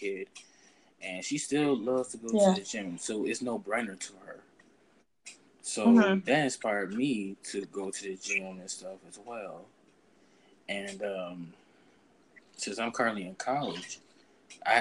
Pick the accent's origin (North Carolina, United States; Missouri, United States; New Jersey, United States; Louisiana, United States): Missouri, United States; St. Louis; I'm from St. Louis.